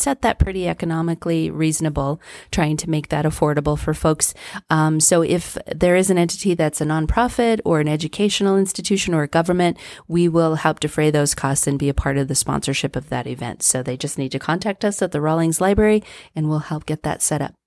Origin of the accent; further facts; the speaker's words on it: Trinidad, Colorado, United States; moved away as an adult; now in Pueblo, United States; I grew up in Trinidad